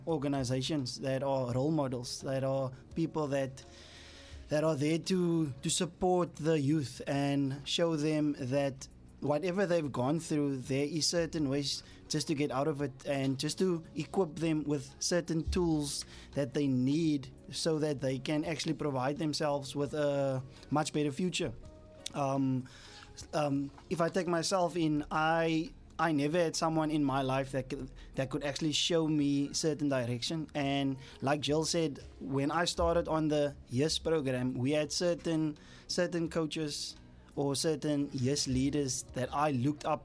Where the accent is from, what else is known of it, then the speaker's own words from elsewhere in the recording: South Africa; our whole South Africa nation